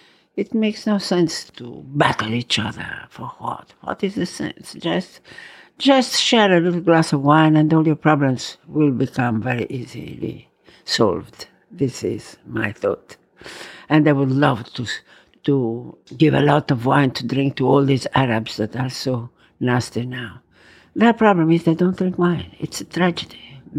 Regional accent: Verona, Veneto, Italy; also born or lived in Rome; I was born in Roma. Then we had to go to Verona.

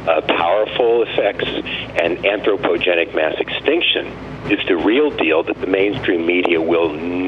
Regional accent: Pinellas County, Florida, United States; I grew up in Pinellas County, Florida, and mm-hmm. I'm 63.

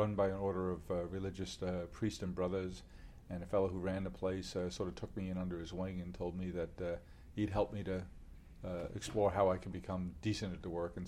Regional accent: Queens, New York, United States; Indeed, I am. Born and raised in Queens.

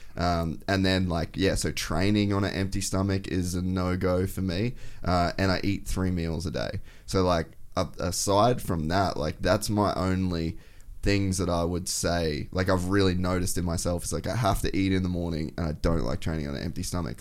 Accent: Cairns, Queensland, Australia; I grew up in Cairns

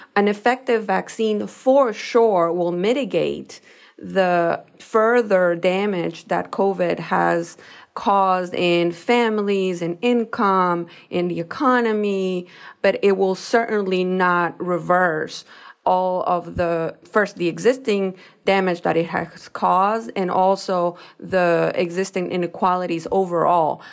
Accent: Ecuador; now in United States; I am a Latina, I am from Ecuador, that not only that, but I was not born here in the United States.

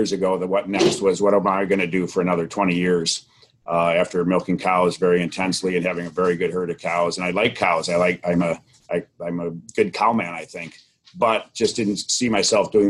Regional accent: Beloit, Wisconsin, United States; we grew up in Beloit, Wisconsin, down the Illinois line

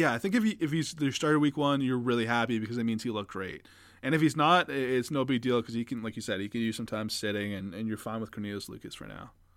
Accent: Canada; As a Canadian

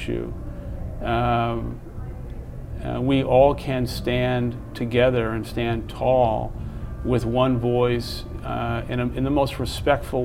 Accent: United States; I'm an American

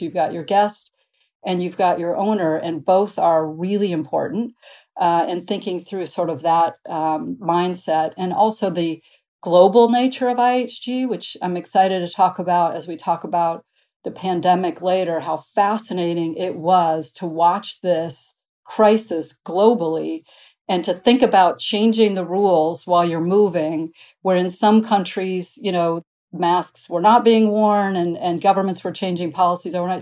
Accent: Midwest, United States; I grew up in the Midwest

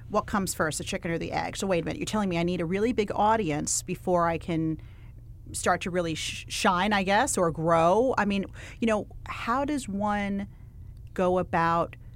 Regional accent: United States; also born or lived in Connecticut; now in Los Angeles, United States; So I grew up on the East Coast in New York and Connecticut. And you're an NYU gal. I am, yes.

